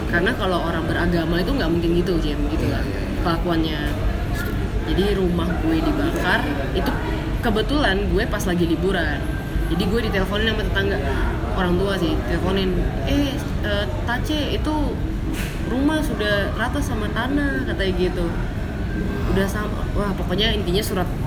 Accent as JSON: {"language": "Indonesian", "town": "Ambon", "region": "Maluku", "country": "Indonesia", "tie": "born or raised there", "also_born_or_lived": "Surabaya", "said": "gue lahirnya di Surabaya itu karena uh, waktu itu cuman vis apa liburan doang jadi hmm. lagi pas liburan terus kayak brojolnya di sana gitu hmm. kan terus balik lagi pas gue udah masih bayi itu karena rumah kan di Ambon"}